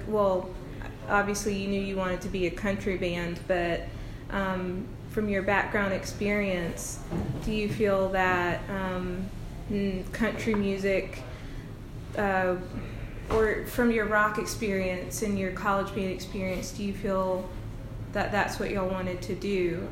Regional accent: American South, United States; an American Southern girl

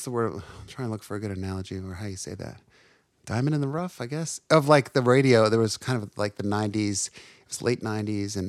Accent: Livingston, New Jersey, United States; born or raised there; also born or lived in Lancaster, Pennsylvania; now in Nashville, United States

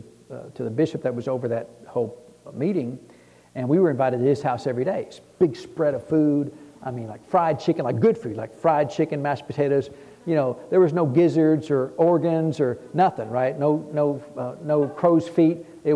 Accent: Texas, United States; So God heard, I'm from Texas.

